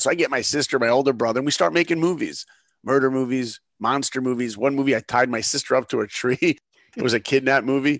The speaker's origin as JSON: {"language": "English", "area": "Long Island", "region": "New York", "country": "United States", "tie": "born or raised there", "moved": "yes", "lives_now": "Los Angeles, United States", "said": "I live in L A now, but I grew up in New York, Long Island"}